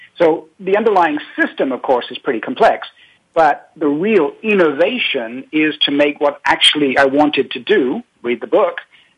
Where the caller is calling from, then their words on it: Paris, Île-de-France, France; I'm calling from Paris.